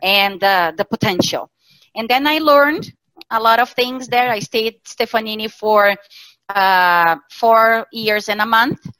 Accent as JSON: {"language": "English", "region": "Santa Catarina", "country": "Brazil", "tie": "born or raised there", "moved": "as an adult", "lives_now": "Porto Alegre, Brazil", "said": "I was born in Santa Catarina state in Brazil"}